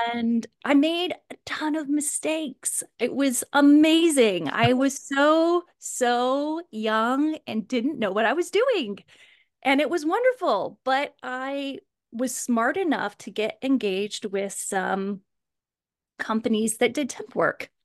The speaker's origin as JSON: {"language": "English", "region": "Kansas", "country": "United States", "tie": "born or raised there", "said": "I actually grew up in Kansas"}